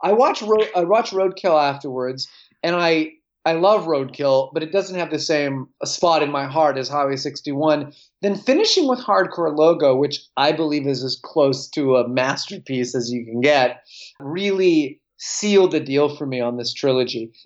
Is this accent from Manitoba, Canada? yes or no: yes; Winnipeg, Manitoba, Canada; as a kid growing up in Winnipeg